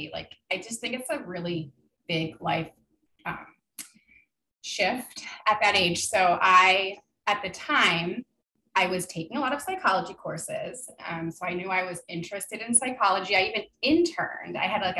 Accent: New Jersey, United States; moved away as an adult; also born or lived in Connecticut; So basically my story is that I'm not from New Hampshire. I was born in Connecticut. I moved around a lot per my dad's job as a software engineer, but I mostly grew up in northern New Jersey.

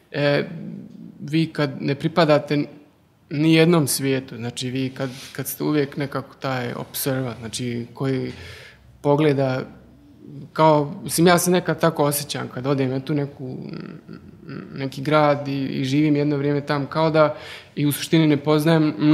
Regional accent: Germany; moved away; also born or lived in former Yugoslavia; odrastao u, u Njemačkoj, znači rođen sam u Njemačkoj i odrastao sam tam jedan dobar dio života, ali živio sam i u bivšoj Jugoslaviji

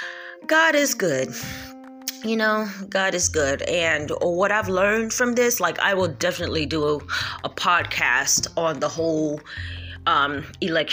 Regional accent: New York, United States; I am a New Yorker and I am an American

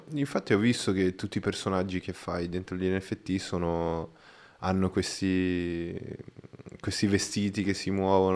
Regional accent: Brazil; Italian is a second language; now in Italy; io non sono italiano, quindi magari i giocattoli che c'erano in Brasile

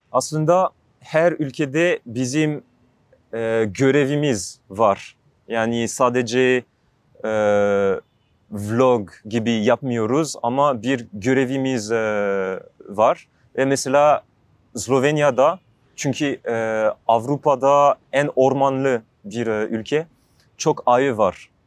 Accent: Alsace, Grand Est, France; Turkish is a second language; moved away as an adult; Fransa'da Alsas bölgesinde büyüdüm.

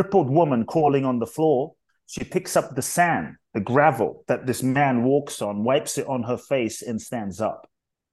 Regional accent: London, United Kingdom; also born or lived in Ghana / Mexico; now in United States; I was born in Ghana, West Africa. My father's from Ghana. My mother's Japanese. I grew up in London. I live in the US. I live partly in Mexico.

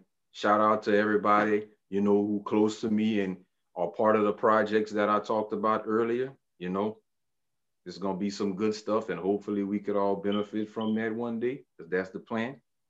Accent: Lafayette, Louisiana, United States; We are the hub city of Louisiana, which is right. Lafayette.

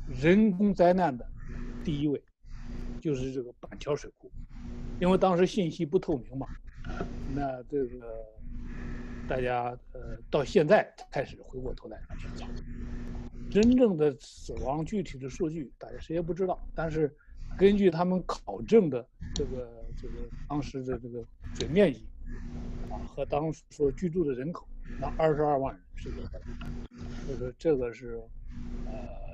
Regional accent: China; 我们中国人

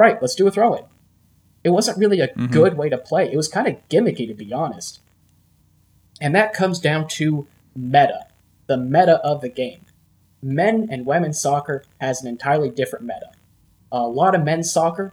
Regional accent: United States; we're American

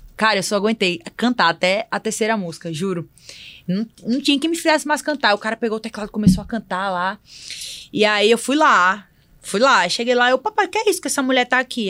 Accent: Barreiros, Pernambuco, Brazil; also born or lived in Recife / Fortaleza; now in São Paulo, Brazil; Eu sou do interior de Pernambuco, Barreiros.

